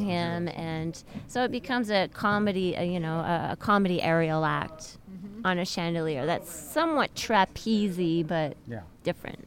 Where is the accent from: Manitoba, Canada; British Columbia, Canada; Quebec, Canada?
Quebec, Canada; Montreal; moved away as an adult; I'm Canadian